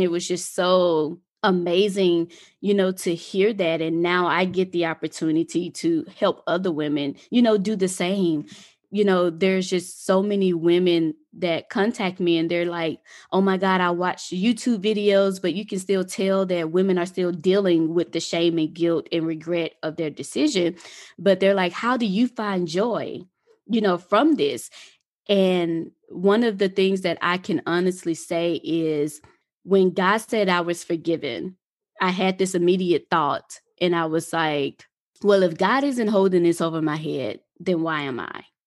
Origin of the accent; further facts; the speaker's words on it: Mississippi, United States; moved away; also born or lived in Atlanta; I'm originally from Mississippi, and living in Mississippi was it was an experience.